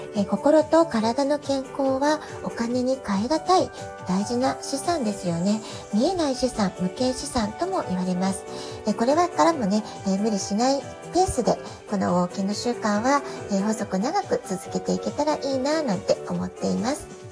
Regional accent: Japan; moved away as an adult; also born or lived in Tokyo, Japan; now in San Diego, United States; 私自身が18歳で実家を出て以来、え東京でずっと仕事をしてきましたそれから、えー、アメリカに渡って子供を産んで

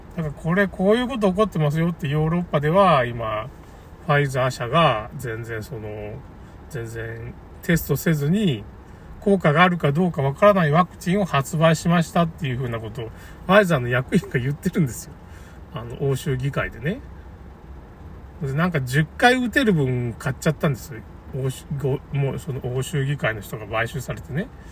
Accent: Tamano, Okayama, Japan; 僕の故郷の玉野市

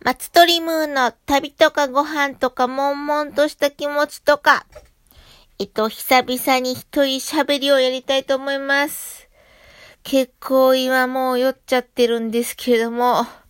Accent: Shiga, Japan; 私の地元、滋賀県の三上神社という神社があるんですけど

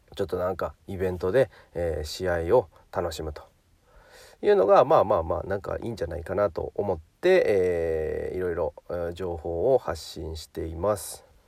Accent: Hyogo, Japan; 1985年生まれの兵庫県出身ですね。

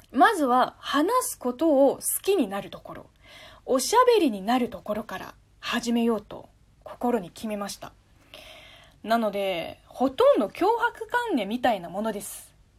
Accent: China; first language Chinese; Japanese is a second language; moved away as an adult; now in Japan; 母国語の中国語

